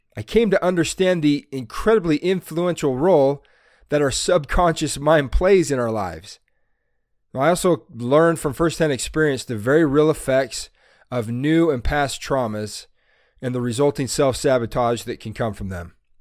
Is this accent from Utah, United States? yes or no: yes; Salt Lake City, Utah, United States; I'm from Salt Lake City, Utah.